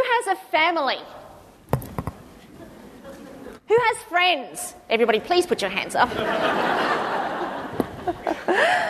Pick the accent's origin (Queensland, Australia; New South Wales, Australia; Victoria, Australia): New South Wales, Australia; Cronulla; I was living in Sydney. I'm originally from Cronulla.